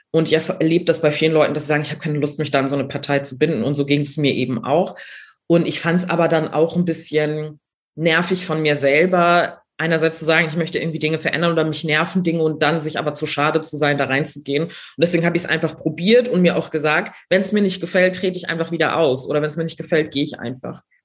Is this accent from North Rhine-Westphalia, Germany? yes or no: no; Neumünster, Schleswig-Holstein, Germany; moved away as an adult; also born or lived in Berlin; ich komme aus Schleswig-Holstein, habe hier studiert